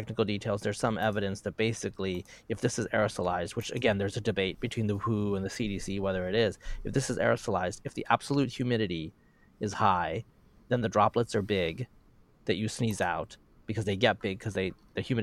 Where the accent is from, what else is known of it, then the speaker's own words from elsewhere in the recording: Pacific Northwest, United States; I'm from the Pacific Northwest and it's a mild area that has summer drought.